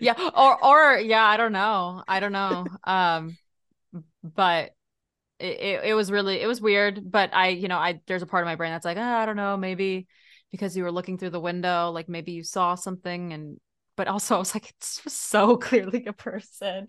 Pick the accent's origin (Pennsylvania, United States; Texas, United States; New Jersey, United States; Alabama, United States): Texas, United States; now in California, United States; I grew up there